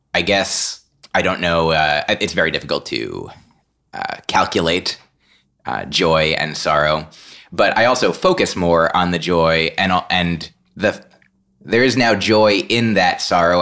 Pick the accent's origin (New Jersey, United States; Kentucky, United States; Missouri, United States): New Jersey, United States; I grew up in New Jersey